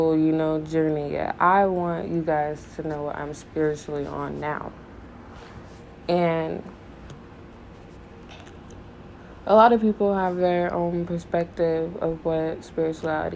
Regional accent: Richmond, Missouri, United States; also born or lived in Denver, Colorado; I was born in Denver, Colorado, but raised in Richmond, Missouri, a little tiny town in the middle of nowhere

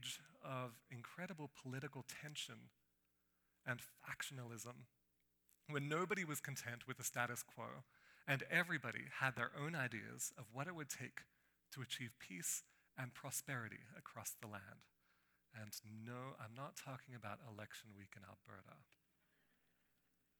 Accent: Australia; moved away; I grew up in Australia, in the tropical part of Australia, where there are rainforests and waterfalls and crocodiles and beaches.

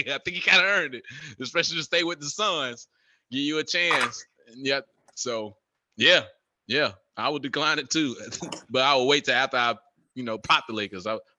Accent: North Carolina, United States; He going to be like, man, Chris Paul from North Carolina. I'm from North Carolina.

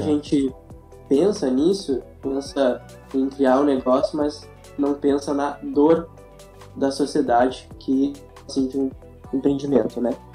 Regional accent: Rio Grande do Sul, Brazil; Sou gaúcho

